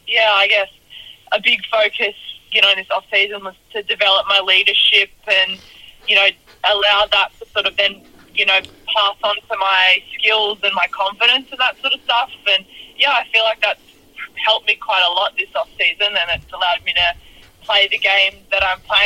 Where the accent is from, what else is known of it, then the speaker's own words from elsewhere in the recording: Blue Mountains, New South Wales, Australia; I grew up in the Blue Mountains